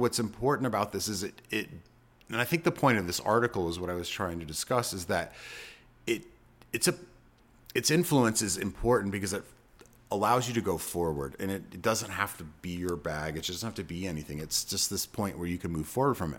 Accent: Austin, Texas, United States; now in Amarillo, United States; I grew up in Austin

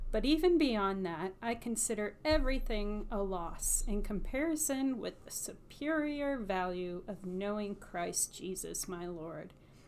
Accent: the South, United States; accent: Southern; my Southern accent.

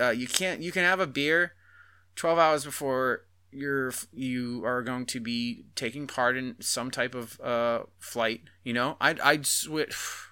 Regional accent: Boston, Massachusetts, United States; moved away; And I grew up in Boston. I was there till '09.

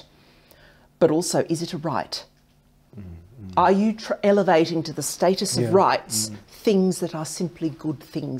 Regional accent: Queensland, Australia; now in United Kingdom; I experienced this as a girl growing up in Queensland

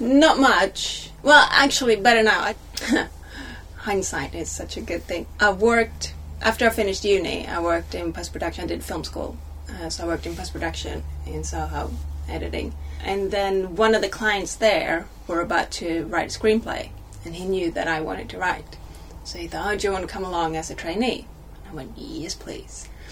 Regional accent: Sweden; first language Swedish; English is a second language; moved away as an adult; also born or lived in United States; now in United Kingdom; I was 10 when I started learning English in school in Sweden

